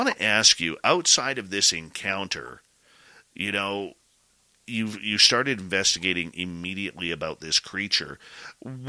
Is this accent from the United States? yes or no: no; British Columbia, Canada; growing up in British Columbia, the Pacific Northwest